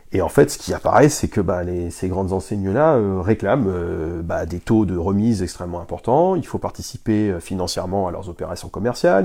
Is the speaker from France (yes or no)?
yes; Lille, Hauts-de-France, France; on est du Nord. Moi, je suis, euh, je suis lillois